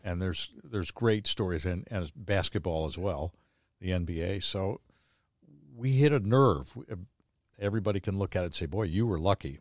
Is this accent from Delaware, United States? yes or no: yes; Wilmington, Delaware, United States; I was born and raised in Wilmington